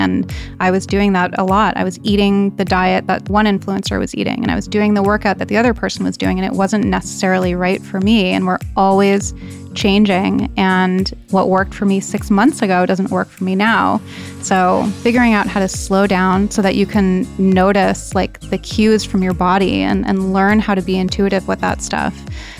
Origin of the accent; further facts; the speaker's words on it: East Coast, United States; So I grew up on the East Coast, and I had a very idyllic childhood.